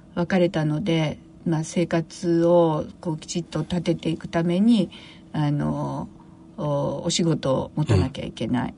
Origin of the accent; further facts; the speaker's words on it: Tokyo, Japan; also born or lived in Kobe / Chiba Prefecture; 出身は私は東京生まれですけれども